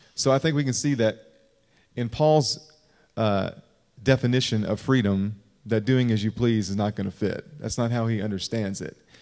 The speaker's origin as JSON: {"language": "English", "region": "Kentucky", "country": "United States", "moved": "yes", "said": "I'm from Kentucky"}